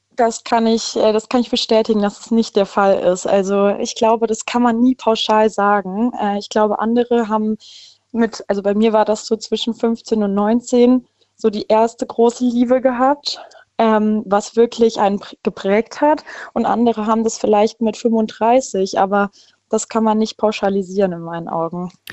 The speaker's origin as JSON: {"language": "German", "town": "Freiburg", "region": "Baden-Württemberg", "country": "Germany", "said": "Ich komme aus Freiburg"}